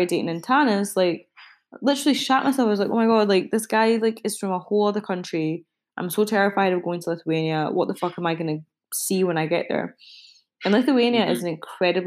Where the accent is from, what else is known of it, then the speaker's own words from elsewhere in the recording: Glasgow, Scotland, United Kingdom; I was raised in Glasgow